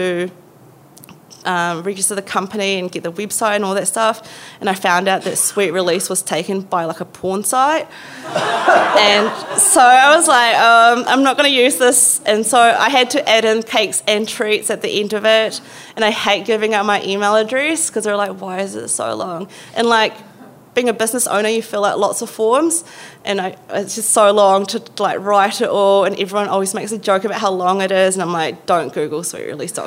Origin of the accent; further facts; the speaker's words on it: Philippines; now in Wellington, New Zealand; I'm Filipino.